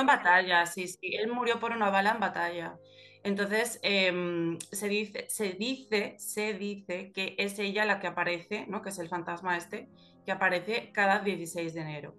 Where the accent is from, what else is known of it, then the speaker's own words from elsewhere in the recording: Galicia, Spain; los gallegos somos como los hobbits